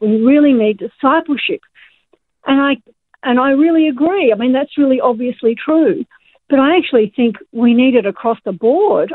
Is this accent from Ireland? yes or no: no; Australia; us as Australian Christians